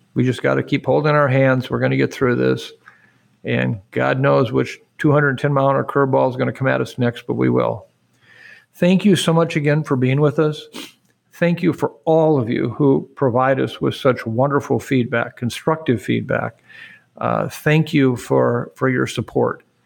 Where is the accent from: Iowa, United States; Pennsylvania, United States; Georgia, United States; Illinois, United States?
Iowa, United States; Waukon; I'm from Iowa. I'm very proud